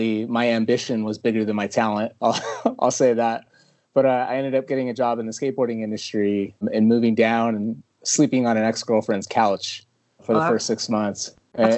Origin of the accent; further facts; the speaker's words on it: Los Angeles, California, United States; I was born in Hollywood, lived in LA until I was about 10 years old, moved to Northern California when I was really young